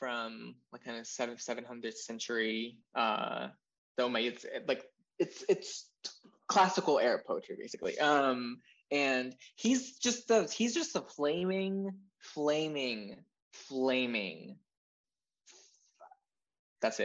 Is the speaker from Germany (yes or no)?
no; Jordan; moved away as an adult; now in Texas, United States; So I'm from Jordan. I said that at the start, but I was born and raised there. And I came to this empire when I was 18.